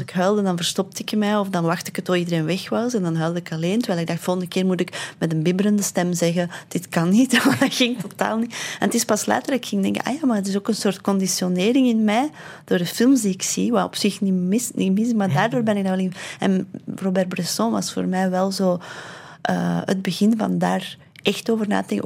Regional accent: Londerzeel, Flanders, Belgium; het dorp waar ik ben opgegroeid

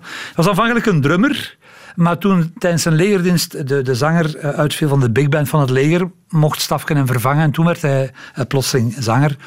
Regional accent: Antwerp, Flanders, Belgium; Als Antwerpenaar

